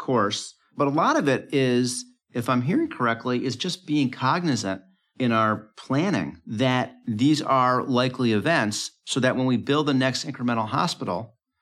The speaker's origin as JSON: {"language": "English", "country": "United States", "said": "as an American"}